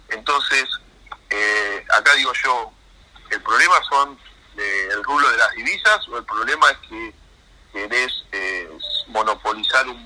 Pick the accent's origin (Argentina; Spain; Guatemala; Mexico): Argentina; que también nos perjudica como pueblo, como argentinos, porque de última eh, es lo que somos